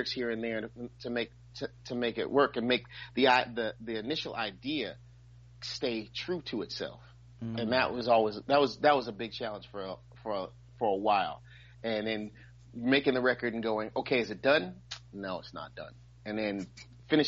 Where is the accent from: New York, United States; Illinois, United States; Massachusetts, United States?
New York, United States; New York City; I'm from Brooklyn